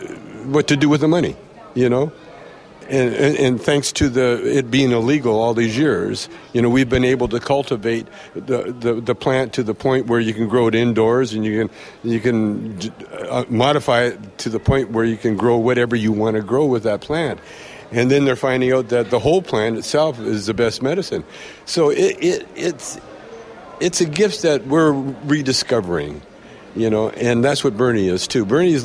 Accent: Canada; And when I say yes, because I'm still Canadian.

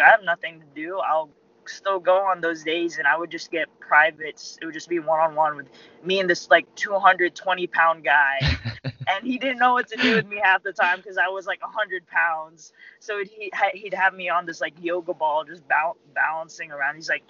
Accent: Alpharetta, Georgia, United States; born or raised there; also born or lived in Philippines

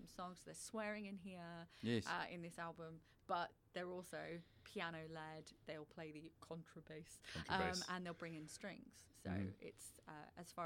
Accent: United Kingdom; now in Australia; as a British person

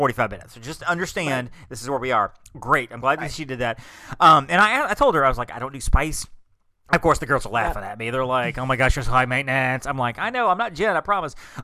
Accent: Alabama, United States; I'm from Alabama.

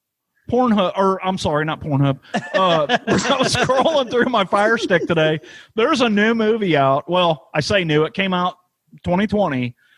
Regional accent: St. Louis, Missouri, United States; Vincent Price is from my hometown.

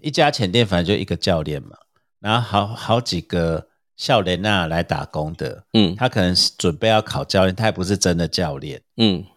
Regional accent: Taiwan; 我们台湾人

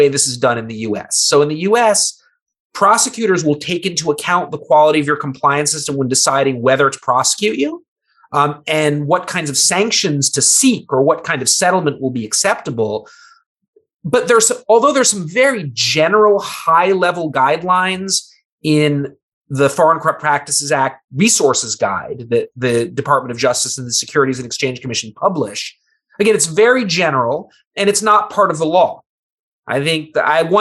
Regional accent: United States; As an American

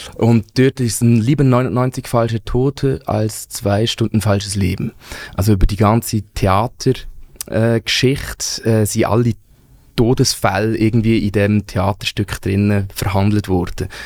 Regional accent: Wangen bei Olten, Solothurn, Switzerland; ich bin ja in Wangen bei Alten aufgewachsen

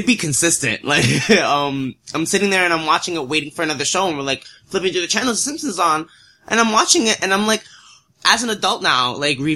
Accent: New York City, New York, United States; I grew up in the Lower East Side, Manhattan.

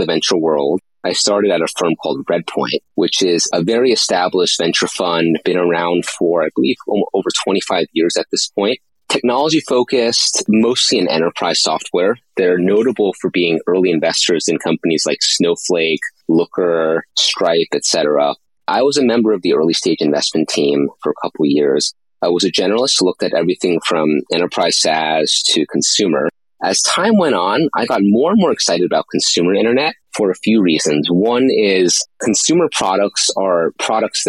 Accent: East Coast of the US, United States; moved away as an adult; I grew up on the East Coast of the US

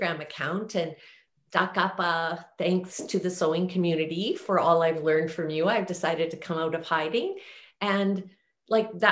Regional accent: Banff, Alberta, Canada; I was raised in Banff, Alberta

